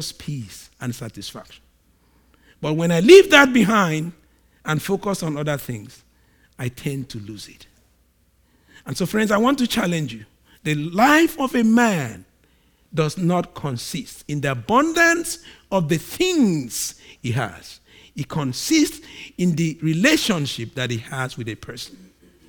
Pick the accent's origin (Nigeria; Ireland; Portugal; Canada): Nigeria; I'm a Nigerian, so just, I'm a Nigerian and we behave strange